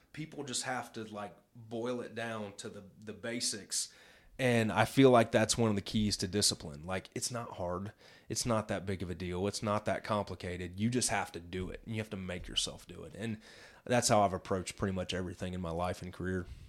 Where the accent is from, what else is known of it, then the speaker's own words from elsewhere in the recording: Midwest, United States; I grew up in the Midwest